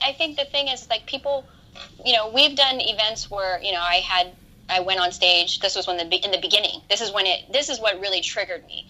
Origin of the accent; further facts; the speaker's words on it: Hawaii, United States; moved away as an adult; now in Los Angeles, United States; I I grew up in Hawaii. Yeah. And I moved to LA when I was nineteen or twenty.